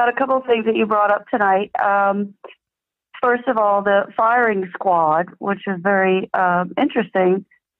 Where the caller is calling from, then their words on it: Florida, United States; I'm calling from, well, sunny Florida